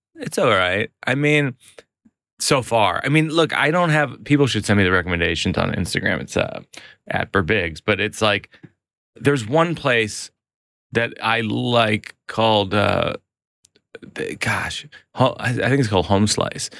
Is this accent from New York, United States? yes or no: yes; New York, United States; I'm a New Yorker